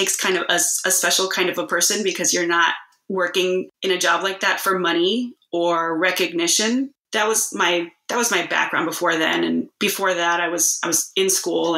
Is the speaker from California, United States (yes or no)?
no; Texas, United States; moved away; also born or lived in Alaska; I'm born and raised in Texas. And I just moved back about a month or so ago